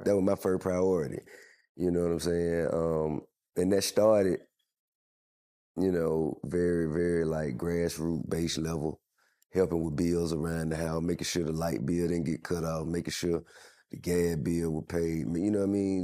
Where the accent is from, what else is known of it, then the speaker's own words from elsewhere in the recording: Atlanta, Georgia, United States; I'm from Atlanta